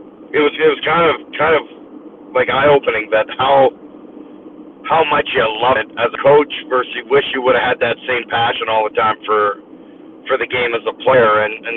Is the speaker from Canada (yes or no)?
yes; Northern Ontario, Canada; I grew up in Northern Ontario